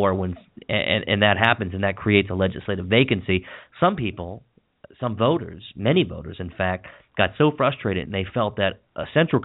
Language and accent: English; Washington County, Maryland, United States; Where I grew up in Washington County